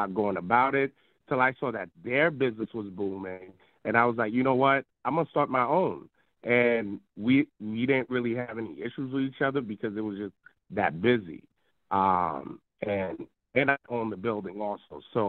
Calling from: New Jersey, United States; I'm calling from New Jersey.

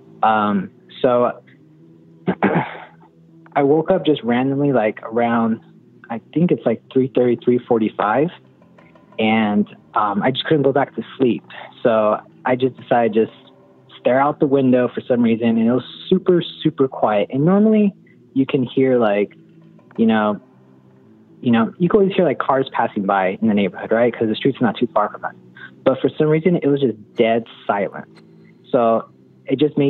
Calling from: Orange County, California, United States; calling from Orange County, California

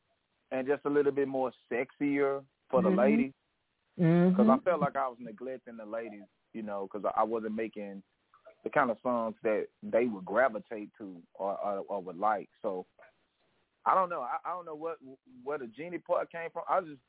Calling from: Shreveport, Louisiana, United States; I'm calling from Shreveport, Louisiana.

